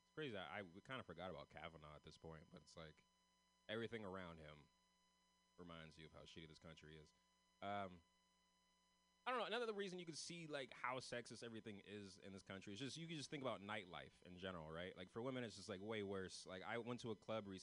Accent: San Francisco, California, United States

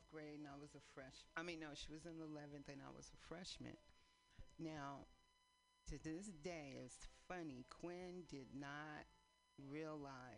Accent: East Palo Alto, California, United States; also born or lived in San Francisco; now in Oakland, United States; We grew up in East Palo Alto.

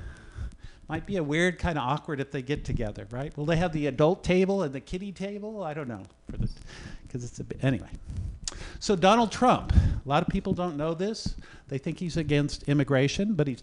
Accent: Oakland, California, United States; I am from Oakland.

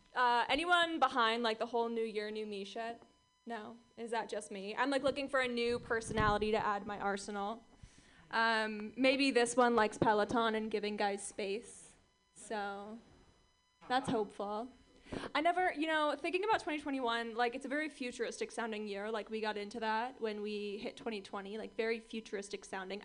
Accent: Orange County, California, United States; I grew up in Orange County, California

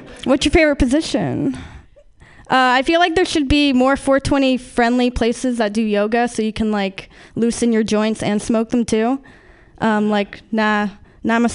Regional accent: Sierra Nevada, California, United States; moved away; I'm from the Sierra Nevadas, or, you know, the mountains that has a bunch of dank weed being grown

